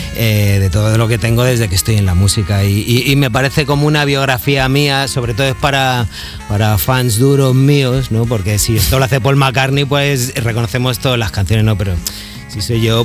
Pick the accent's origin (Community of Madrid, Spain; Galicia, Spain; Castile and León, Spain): Community of Madrid, Spain; Madrid; yo soy de la Alameda Osuna